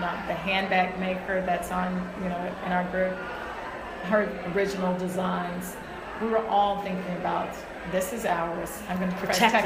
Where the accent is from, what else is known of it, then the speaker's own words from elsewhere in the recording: Huntsville, Alabama, United States; now in Texas, United States; I grew up in Huntsville, Alabama.